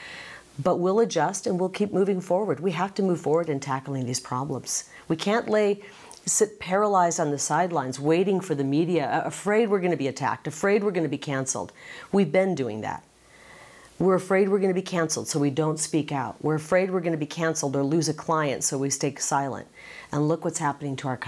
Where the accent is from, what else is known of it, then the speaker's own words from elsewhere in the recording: Midwest, United States; now in Arizona, United States; growing up in the Midwest in a big family